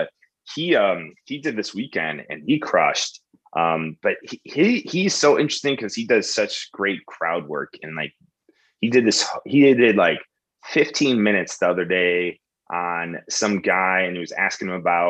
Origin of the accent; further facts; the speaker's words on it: Chicago, Illinois, United States; moved away as an adult; now in Austin, United States; and I'm from Chicago.